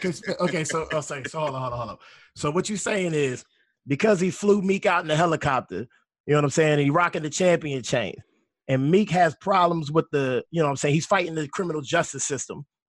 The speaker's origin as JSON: {"language": "English", "town": "Pittsburgh", "region": "Pennsylvania", "country": "United States", "said": "I hail from Pittsburgh, Pennsylvania."}